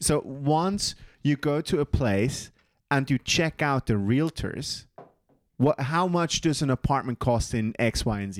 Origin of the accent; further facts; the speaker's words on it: Switzerland; Swiss white people are incredibly dumb.